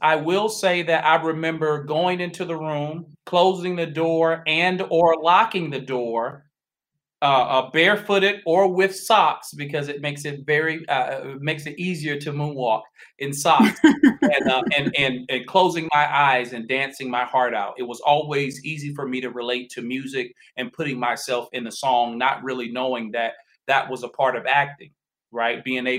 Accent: Southern United States, United States; The Dirty South.

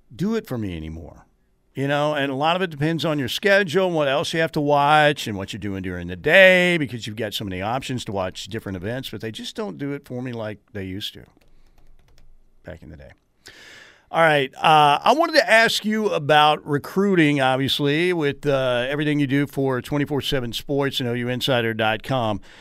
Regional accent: Norman, Oklahoma, United States; growing up in God's country, Norman, Oklahoma

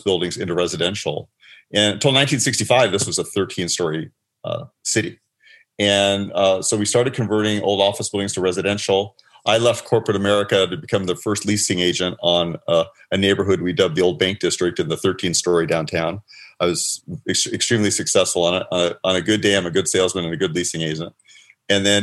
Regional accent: Los Angeles, California, United States; I grew up in the San Fernando Valley

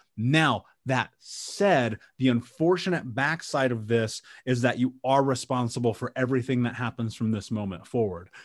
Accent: Indianapolis, Indiana, United States; I grew up in Indianapolis

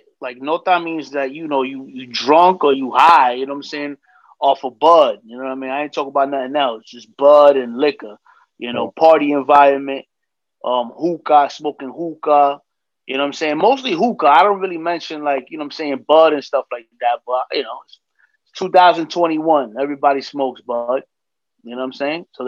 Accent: New York City, New York, United States; I'm from the Heights, from Dykeman, you know, here in New York

